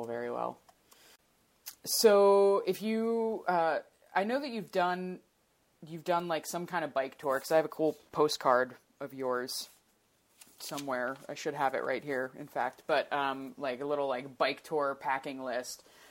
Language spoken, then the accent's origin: English; New Jersey, United States; now in Portland, United States; I'm from New Jersey, and I was really, like, indoctrinated with, like, you don't eat berries off the side of the road